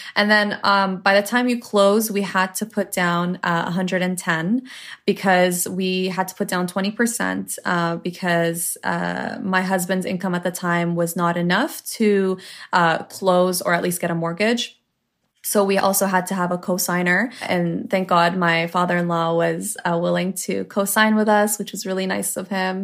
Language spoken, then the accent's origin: English; Toronto, Ontario, Canada; I am Lebanese Canadian. My parents were born in Lebanon. I was born in Toronto, Canada